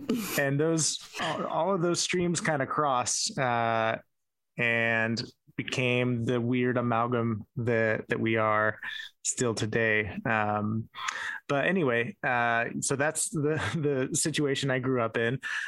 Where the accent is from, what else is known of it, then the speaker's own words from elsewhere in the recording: Tempe, Arizona, United States; moved away as an adult; also born or lived in Chandler, Arizona / Oklahoma; Yeah, so I'm from Tempe, Arizona, and I get it.